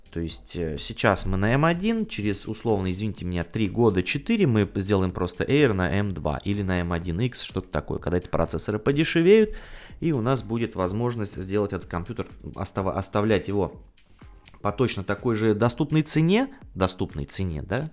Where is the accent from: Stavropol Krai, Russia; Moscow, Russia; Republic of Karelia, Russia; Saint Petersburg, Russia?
Saint Petersburg, Russia; жители моего родного города Санкт-Петербурга